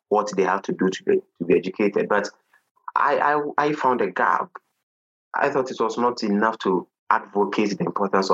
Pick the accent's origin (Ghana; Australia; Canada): Ghana; I hail from Ghana in West Africa